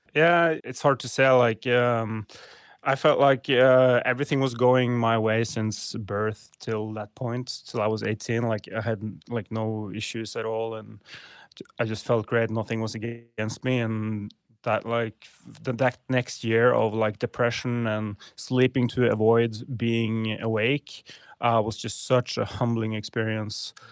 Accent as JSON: {"language": "English", "area": "middle of Norway", "region": "central Norway", "country": "Norway", "tie": "born or raised there", "said": "I grew up in Norway, Norwegian native. Uh, grew up in a small town, uh, in middle of Norway."}